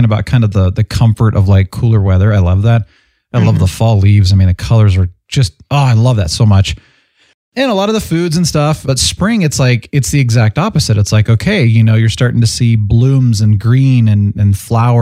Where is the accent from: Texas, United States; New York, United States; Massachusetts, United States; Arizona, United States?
Arizona, United States; Phoenix; I grew up in Phoenix